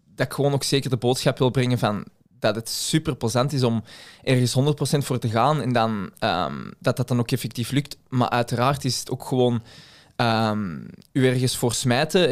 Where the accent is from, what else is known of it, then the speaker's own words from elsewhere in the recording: Belgium; als Belg